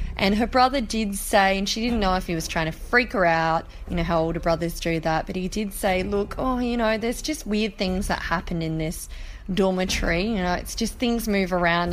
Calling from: Sydney, New South Wales, Australia; I'm calling from Sydney, Australia

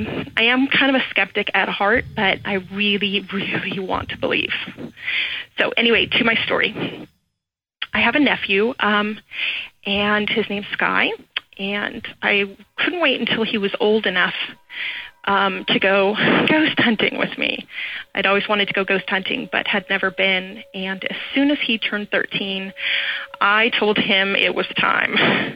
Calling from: San Francisco Bay Area, California, United States; I'm calling from the San Francisco Bay Area in California.

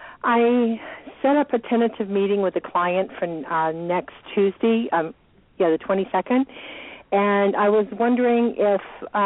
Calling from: Georgia, United States; I'm calling from Georgia.

